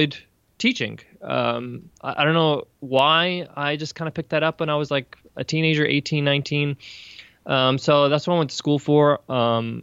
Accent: Long Island, New York, United States; I was born and raised in New York. Long Island, New York is where I come from.

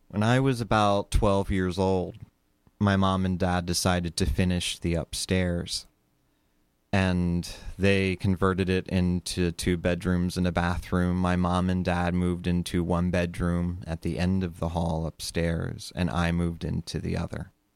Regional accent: Sussex County, Delaware, United States; I grew up in Sussex County, Delaware, also known as Slower Lower Delaware

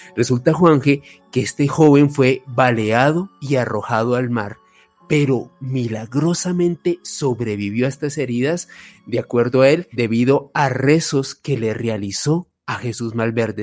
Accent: Colombia; los colombianos

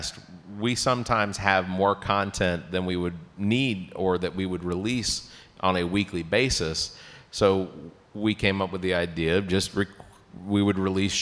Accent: Atlanta, Georgia, United States; now in Columbia, United States; I grew up in Atlanta

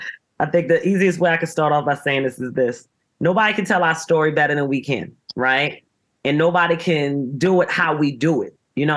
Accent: Baltimore, Maryland, United States; accent: Baltimore; moved away

